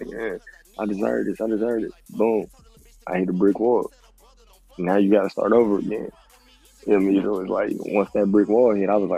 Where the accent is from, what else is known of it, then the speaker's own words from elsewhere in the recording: Milwaukee, Wisconsin, United States; moved away as an adult; now in Georgia, United States; I'm from Wisconsin. And I moved down here to Georgia